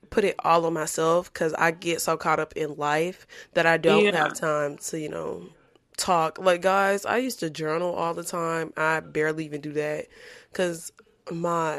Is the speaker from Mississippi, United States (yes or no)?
no; Baton Rouge, Louisiana, United States; moved away; I'm from Baton Rouge